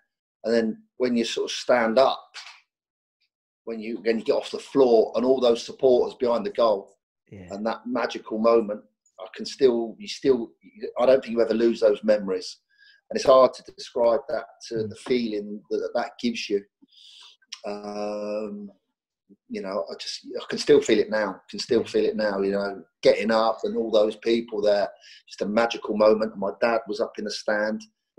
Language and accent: English; Reading, South East England, United Kingdom; I was born and bred in Reading.